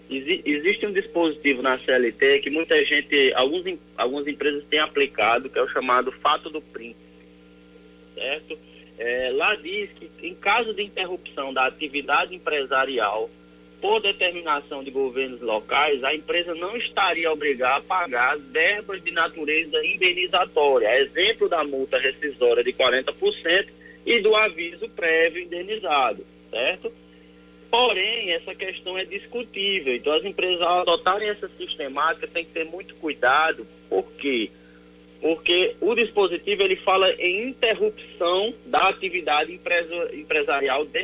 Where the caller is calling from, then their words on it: João Pessoa, Paraíba, Brazil; eu sou aqui de Manaíra e eu tenho um ICMS não prorrogável para pagar exclusivamente no Banco do Brasil.